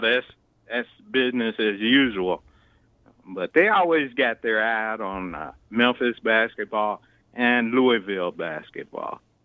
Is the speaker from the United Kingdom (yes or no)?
yes; United Kingdom; accent: British; my British accent